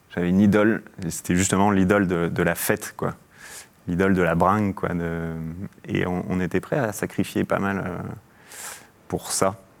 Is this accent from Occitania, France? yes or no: no; Mâcon, Bourgogne-Franche-Comté, France; also born or lived in Algeria; j'ai grandi en Bourgogne, à Mâcon